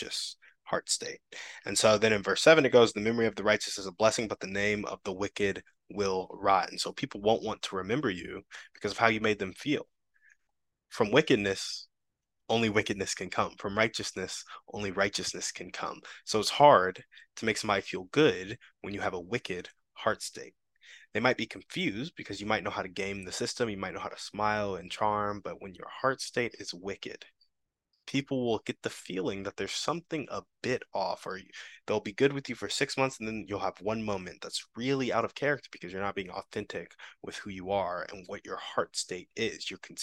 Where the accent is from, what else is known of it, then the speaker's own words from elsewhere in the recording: United States; I grew up Black in America